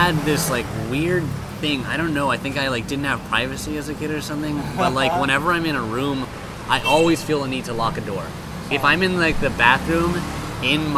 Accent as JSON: {"language": "English", "country": "Hong Kong", "tie": "born or raised there", "said": "I grew up in Hong Kong"}